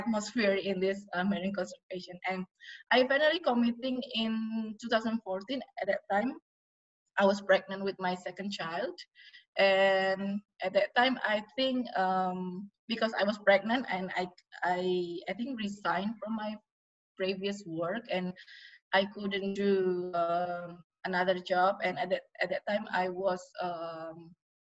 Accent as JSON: {"language": "English", "town": "Yogyakarta", "region": "Special Region of Yogyakarta", "country": "Indonesia", "tie": "born or raised there", "said": "my hometown in Jogja"}